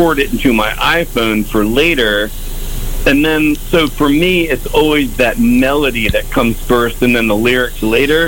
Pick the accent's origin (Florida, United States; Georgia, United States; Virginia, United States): Virginia, United States; Richmond; now in Charlottesville, United States; I grew up in Richmond, Virginia, and, you know, growing up in the 70s in Richmond